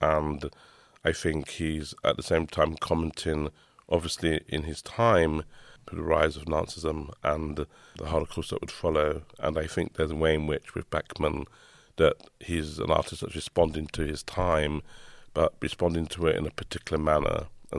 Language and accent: English; London, United Kingdom; growing up in the East End